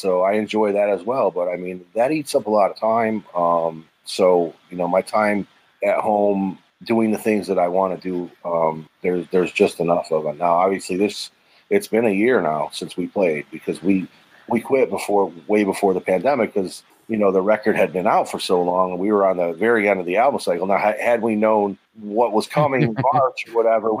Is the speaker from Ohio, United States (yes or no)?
yes; Cleveland, Ohio, United States; now in Florida, United States; I'm originally from Cleveland